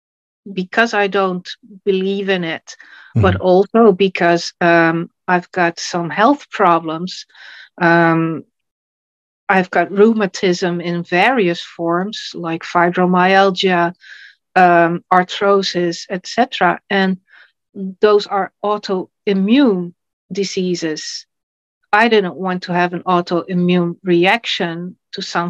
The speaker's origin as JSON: {"language": "English", "country": "Netherlands", "said": "I'm from the Netherlands, and I'm a writer, a poet, a photographer, translator, and political networker."}